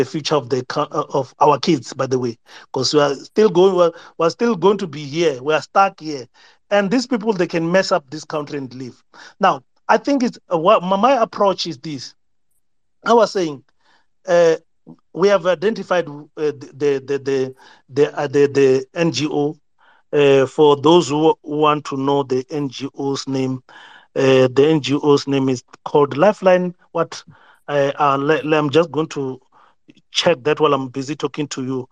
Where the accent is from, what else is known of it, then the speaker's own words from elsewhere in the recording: South Africa; us as South African